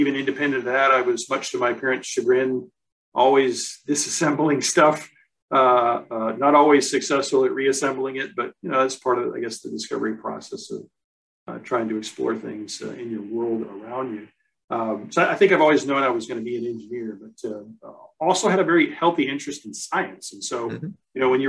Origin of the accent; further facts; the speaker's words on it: United States; My dad was in the military, so I've lived all over the U.S.